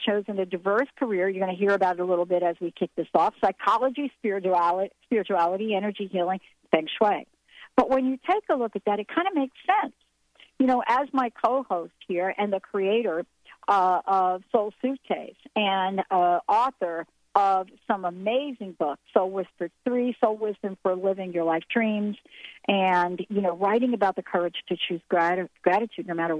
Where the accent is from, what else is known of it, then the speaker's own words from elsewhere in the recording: New York, United States; accent: New York; moved away; also born or lived in New Jersey; my New York accent